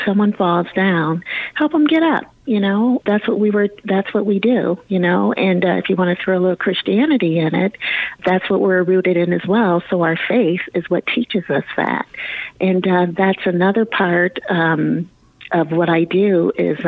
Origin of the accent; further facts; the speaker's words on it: Fort Dodge, Iowa, United States; Fort Dodge being my hometown. So being my hometown, you know the folks here that live here.